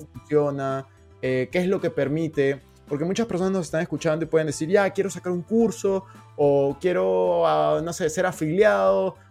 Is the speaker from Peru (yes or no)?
yes; Peru; now in Spain; yo soy de Perú, pero estoy en este momento en España.